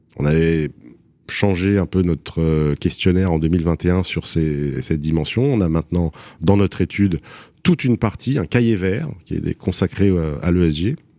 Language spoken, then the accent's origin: French; Paris, Île-de-France, France; je suis parisien, je suis né à Paris. Euh, je suis un marcheur de Paris, je marche beaucoup. Je marchais beaucoup avec mon père quand j'étais petit. Et voilà, donc euh, Paname, c'est vraiment l'endroit où j'ai grandi